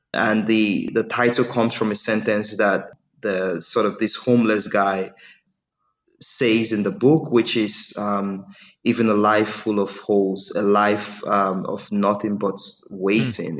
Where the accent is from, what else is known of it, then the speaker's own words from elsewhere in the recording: Nigeria; first language English; I'm Nigerian